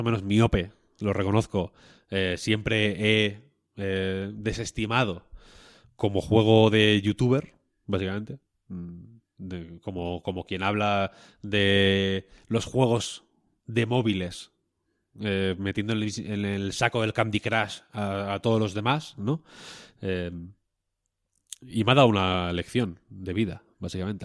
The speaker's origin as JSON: {"language": "Spanish", "country": "Spain"}